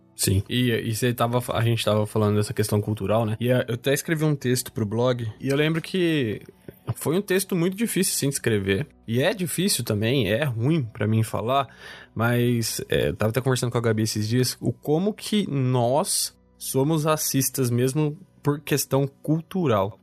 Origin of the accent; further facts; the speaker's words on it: Campinas, São Paulo, Brazil; Porque eu sou campineiro